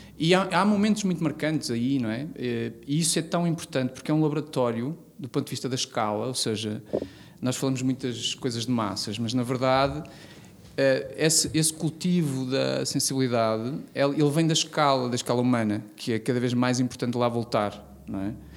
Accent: Vila das Aves, Norte, Portugal; eu não tendo nascido em Guimarães, eu nasci em Vila das Aves

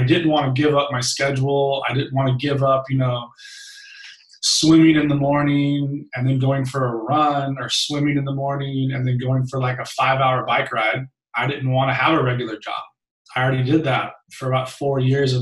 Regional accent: Long Beach, California, United States; I was raised in Long Beach, California by a single mom who worked her face off

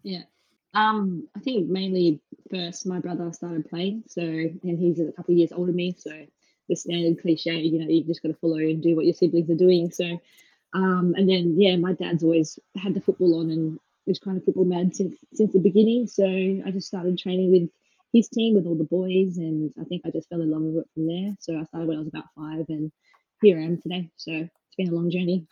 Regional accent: Perth, Western Australia, Australia; moved away as an adult; also born or lived in Melbourne, Australia; now in Bristol, United Kingdom; I'm originally obviously from Perth

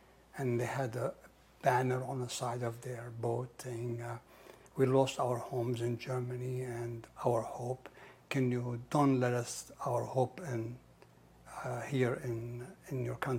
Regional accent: Safed, Northern District, Israel; also born or lived in Nazareth; I was born in Nazareth, because my mother went to Nazareth, to her parents' house, or grandfather's house, wherever they're called their home. She had me. And I was 9 days old when she came back to Safed to take me inside our home.

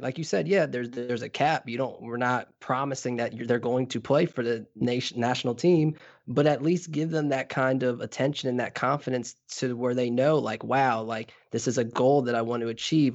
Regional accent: Trinidad & Tobago; as a Trinidadian

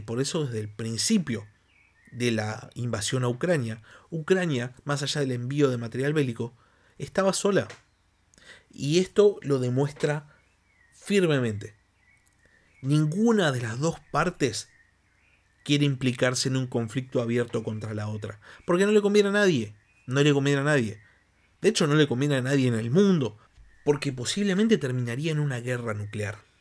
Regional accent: Argentina

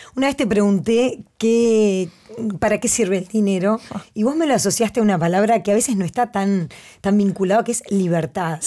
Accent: Uruguay; como uruguayos somos una sociedad

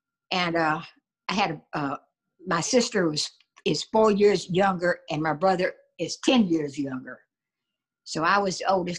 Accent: Winchester, Tennessee, United States; born or raised there; also born or lived in Georgetown, Kentucky

